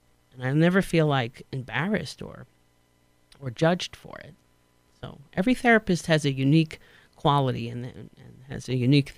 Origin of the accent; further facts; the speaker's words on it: New York City, New York, United States; I sound like, you know, right, I'm from Queens again. And it sounds very nasal